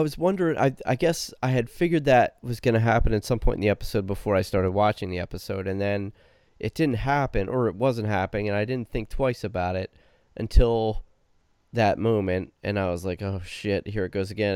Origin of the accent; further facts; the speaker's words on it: New Jersey, United States; I'm from New Jersey